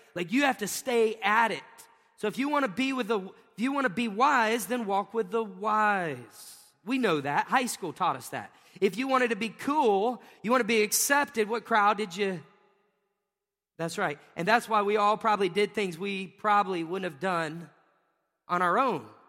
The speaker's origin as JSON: {"language": "English", "town": "Pensacola", "region": "Florida", "country": "United States", "said": "I was from Pensacola"}